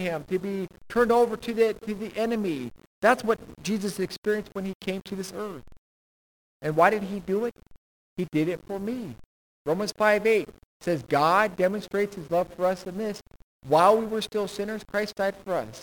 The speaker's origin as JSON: {"language": "English", "country": "United States"}